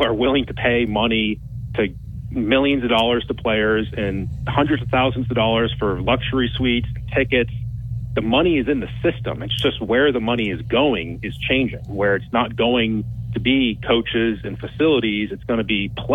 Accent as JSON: {"language": "English", "region": "Massachusetts", "country": "United States", "tie": "born or raised there", "said": "I grew up in Massachusetts"}